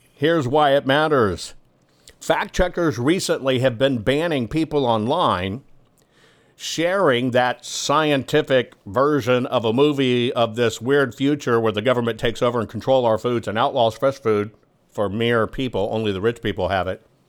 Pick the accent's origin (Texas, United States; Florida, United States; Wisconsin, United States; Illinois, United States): Texas, United States; San Antonio; In San Antonio, Texas, which is literally my hometown, it's where I spent all of my developmental years